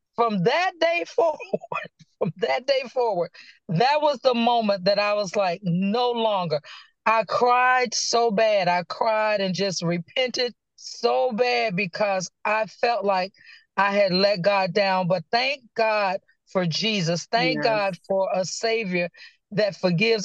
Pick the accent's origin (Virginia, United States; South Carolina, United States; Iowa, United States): Virginia, United States; Danville; now in Clayton, United States; I am originally from Danville, Virginia. I currently reside in Clayton, North Carolina